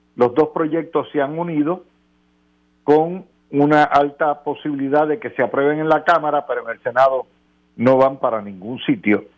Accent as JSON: {"language": "Spanish", "country": "Puerto Rico", "said": "como Puerto Rico somos ciudadanos americanos"}